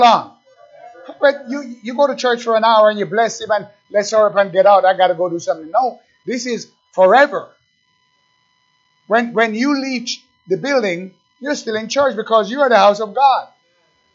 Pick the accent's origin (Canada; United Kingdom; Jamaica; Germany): Jamaica; now in United States; I'm an American, but I was born in Jamaica